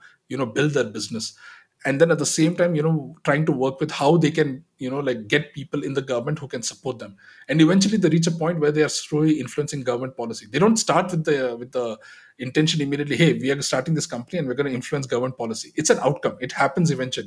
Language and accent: English; Dubai, United Arab Emirates; I was actually born and brought up in Dubai